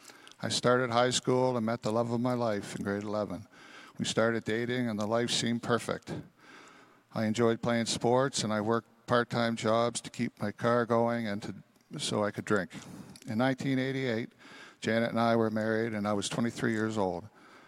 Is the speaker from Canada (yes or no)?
yes; Thunder Bay, Ontario, Canada; born there; I was born in Thunder Bay, Ontario, into a loving Christian family. My father was an RCMP officer, and we moved around a lot for his job.